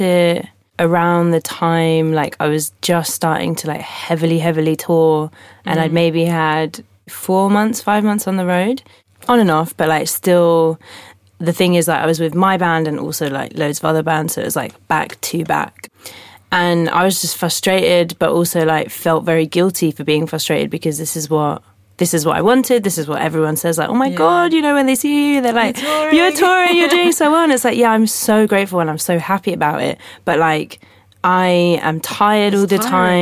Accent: London, United Kingdom; I'm from London, live in London

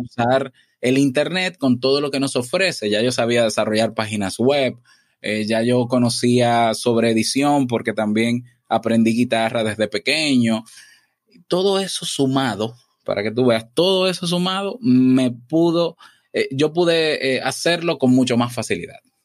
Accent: Santo Domingo, Distrito Nacional, Dominican Republic; Yo nazco em, en la ciudad, en la capital, Santo Domingo

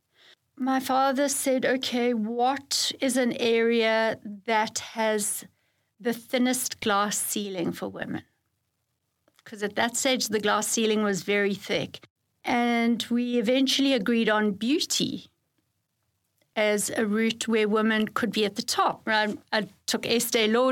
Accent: South Africa; moved away as an adult; now in Dubai, United Arab Emirates; I grew up in South Africa in a time of apartheid

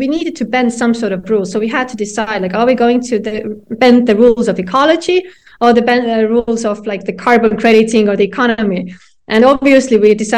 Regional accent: Estonia; me and my co-founder, we come from Estonia

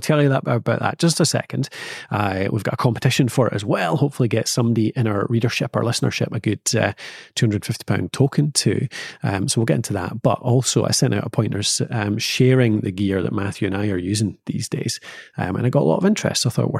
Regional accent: Scotland, United Kingdom; It's what we have to do as Scottish people. Like, yeah, our summers are so short

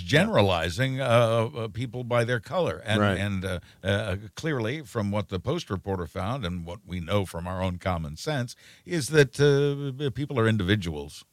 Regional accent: United States; we are Americans too

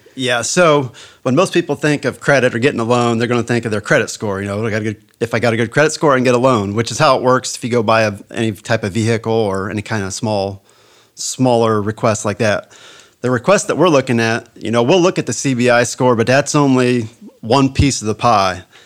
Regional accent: United States; I was born and raised in Hardin County on a family farm, and I still live there today

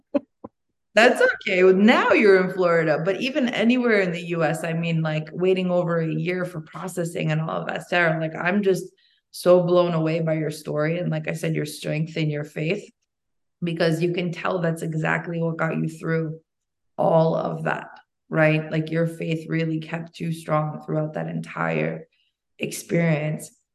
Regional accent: Albania; now in United States; I come from Albania and there, you know, when I was born, there was the communist collapse

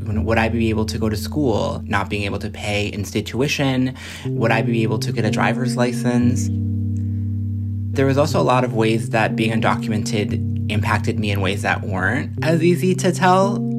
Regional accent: Minneapolis, Minnesota, United States; moved away as an adult; also born or lived in Jalisco, Mexico; now in Washington, D.C., United States; Yeah, so I came to the U.S. when I was just 3 months old. I was born in Jalisco, Mexico, but I grew up in Minneapolis, and I live in D.C. now. I got DACA for the first time in 2012.

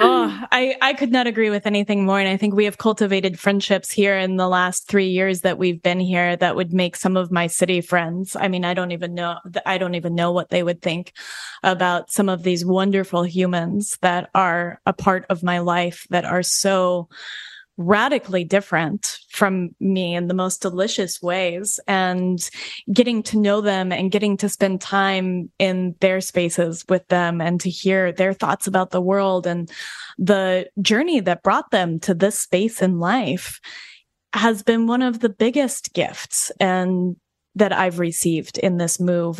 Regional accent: Colorado, United States; also born or lived in New York Vermont border; now in New York/Vermont border, United States; I come from the West. We live, we live in on the New York Vermont border now, but I'm from Colorado.

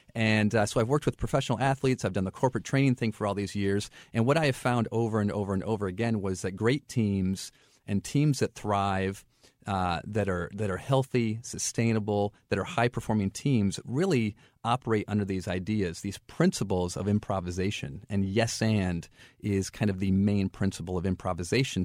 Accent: Flint, Michigan, United States; moved away as an adult; also born or lived in St. Louis; now in Florida, United States; I grew up in Flint, Michigan, and interestingly enough, um, I grew up there in the eighties

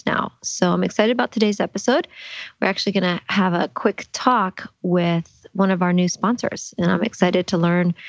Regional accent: New Orleans, Louisiana, United States; I'm from New Orleans

